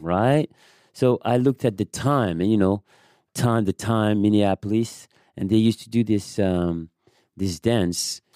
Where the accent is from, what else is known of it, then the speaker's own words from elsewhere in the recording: Paris, Île-de-France, France; English is a second language; moved away as an adult; also born or lived in Amsterdam, Netherlands / Germany; I came from Paris